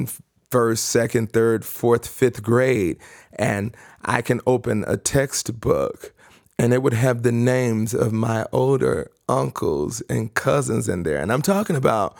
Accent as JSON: {"language": "English", "town": "Chicago", "region": "Illinois", "country": "United States", "tie": "born or raised there", "said": "Life for me as a child and still as an adult is South Side of Chicago."}